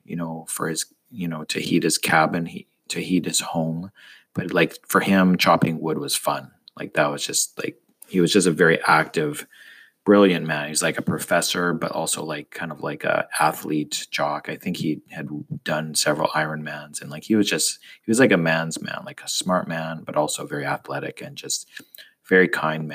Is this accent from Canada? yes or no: yes; Canada; moved away as an adult; also born or lived in United States; I'm Canadian, and living in the States is a weird kind of thing